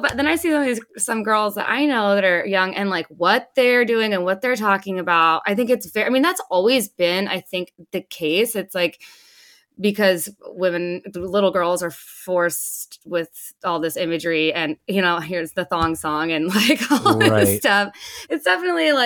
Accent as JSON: {"language": "English", "area": "Los Angeles County", "region": "California", "country": "United States", "tie": "born or raised there", "also_born_or_lived": "Carlsbad, California", "said": "I moved from Los Angeles County"}